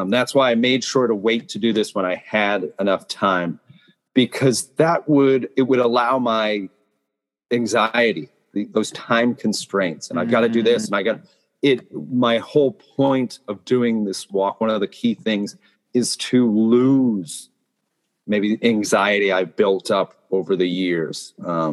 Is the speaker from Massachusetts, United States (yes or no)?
yes; Massachusetts, United States; moved away as an adult; now in Japan; My home state of Massachusetts